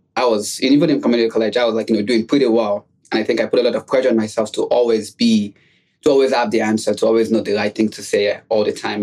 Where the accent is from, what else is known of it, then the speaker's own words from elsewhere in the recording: Nigeria; moved away as an adult; also born or lived in New York City, United States; now in United States; I also was born and raised outside of the United States. I was born in Nigeria